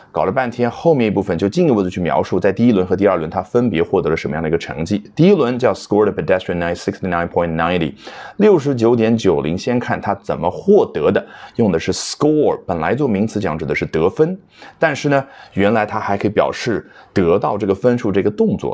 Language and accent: Chinese; China; 我们中国人